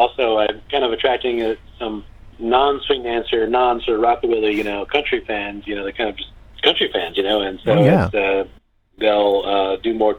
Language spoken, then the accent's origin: English; Sacramento, California, United States; Sacramento here in my hometown